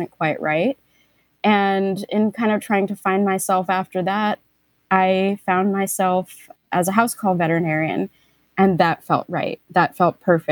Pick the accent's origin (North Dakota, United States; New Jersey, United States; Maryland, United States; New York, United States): New York, United States; New York City; I grew up in New York City